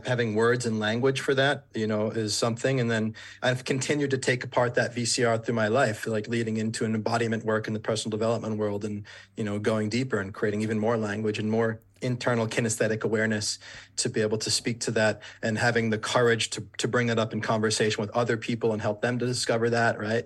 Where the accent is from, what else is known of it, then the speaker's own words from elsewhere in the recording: Warwick, Rhode Island, United States; moved away as an adult; I grew up in Rhode Island in the suburb, like, place called Warwick